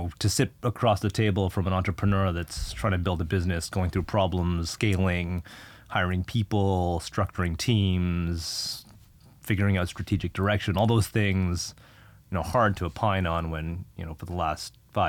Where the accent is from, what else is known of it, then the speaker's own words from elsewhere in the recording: Canada; you're Canadian, I'm Canadian. We should have kids. We should have those kids in Canada. And we moved back to Canada.